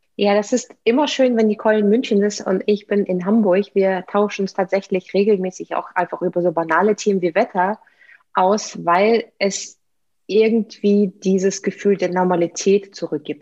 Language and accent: German; Saint Petersburg, Russia; German is a second language; moved away as an adult; Ich, ich bin Russin, also ich bin in, in der Sowjetunion geboren, in der Stadt, die damals noch Leningrad hieß. Dann wurde sie St. Petersburg umbenannt.